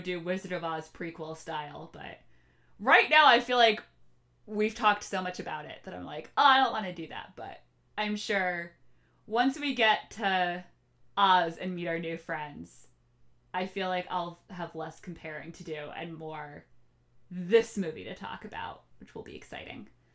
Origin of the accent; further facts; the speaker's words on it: Norwalk, United States; now in Boston, United States; I loved my hometown, Norwalk